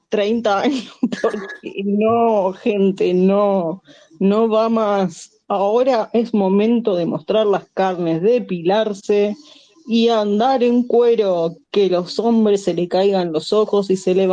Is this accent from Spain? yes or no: no; Argentina; yo no soy una fiel representante de Argentina?